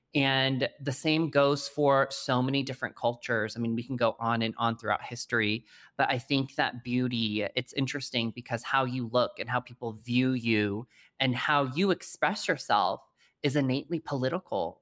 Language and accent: English; Colorado Springs, Colorado, United States; moved away; also born or lived in New York City; I grew up in Colorado Springs, Colorado, as the lone Asian kid